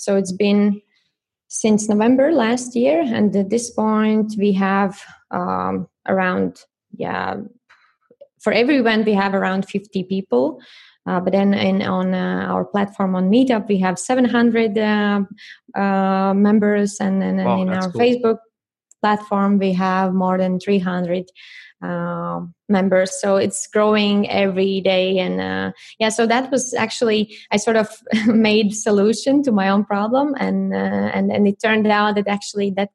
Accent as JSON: {"language": "English", "country": "Latvia", "also_born_or_lived": "United Kingdom / Japan", "moved": "as an adult", "lives_now": "Germany", "said": "I'm originally from Latvia"}